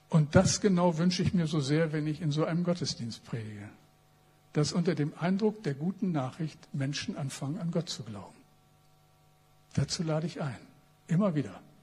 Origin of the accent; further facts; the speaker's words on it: Bremen, Germany; als ein Bremer